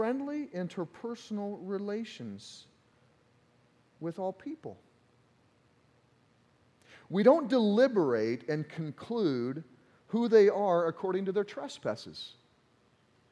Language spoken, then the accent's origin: English; Missouri, United States; accent: Southern grammar; now in Iowa, United States; I'm from Missouri, and all my Missouri family came up, and there were some jokes about our Southern grammar that occasionally comes out in my sermons